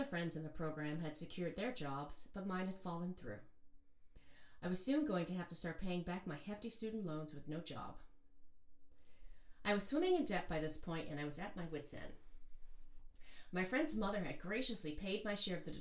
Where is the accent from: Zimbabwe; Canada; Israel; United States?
United States; Joliet, Illinois; moved away; also born or lived in New York / Boston / Los Angeles; I was from Joliet